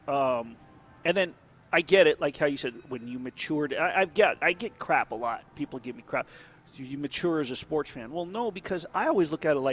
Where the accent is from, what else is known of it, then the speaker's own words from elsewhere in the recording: New York, United States; also born or lived in Minneapolis; now in Las Vegas, United States; I was born in Manhattan